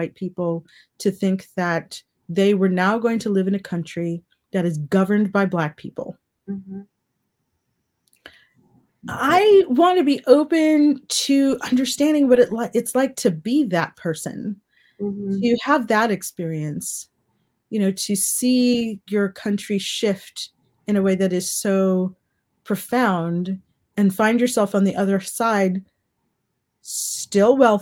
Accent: United States; moved away; also born or lived in South Africa; growing up in the United States

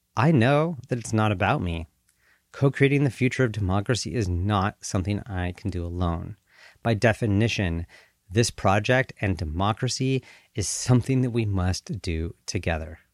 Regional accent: Colorado, United States; moved away as an adult; also born or lived in Southern California / Switzerland / Washington, D.C. / Paraguay; now in Bay Area, California, United States; I was born in the United States, in Southern California. I grew up in Colorado

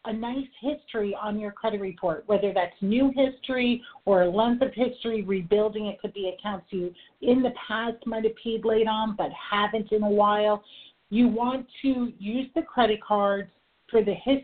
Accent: New York, United States; I am a New Yorker, I talk fast

